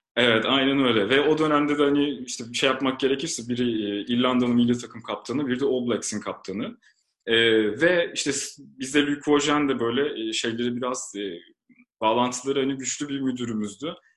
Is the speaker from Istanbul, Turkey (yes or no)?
yes; Istanbul, Turkey; İstanbul doğumluyum.